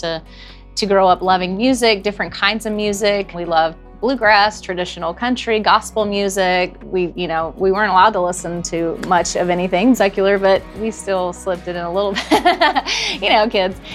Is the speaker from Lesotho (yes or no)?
no; Morrow, Ohio, United States; We grew up in Morrow, Ohio, southern Ohio, 30 miles north of Cincinnati